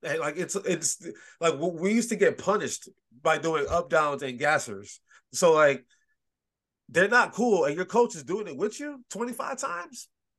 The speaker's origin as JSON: {"language": "English", "town": "Detroit", "region": "Michigan", "country": "United States", "tie": "born or raised there", "said": "I grew up in Detroit"}